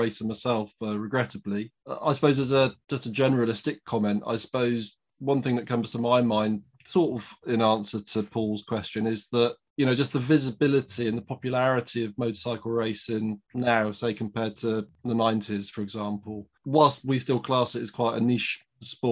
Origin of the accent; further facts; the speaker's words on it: United Kingdom; a British person